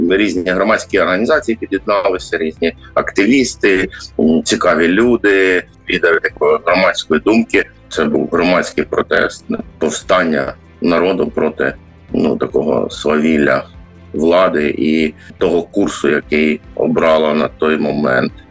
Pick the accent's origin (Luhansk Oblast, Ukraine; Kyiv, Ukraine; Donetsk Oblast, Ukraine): Luhansk Oblast, Ukraine; Luhansk; moved away as an adult; Я народився в Луганську і жив 28 років.